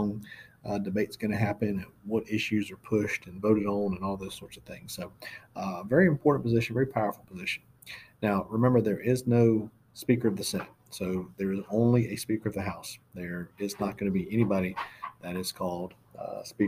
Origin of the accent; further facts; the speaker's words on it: Florida, United States; now in Georgia, United States; I'm from Florida